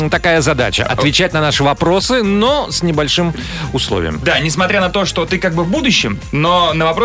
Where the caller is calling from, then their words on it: Khabarovsk, Khabarovsk Krai, Russia; Я звоню из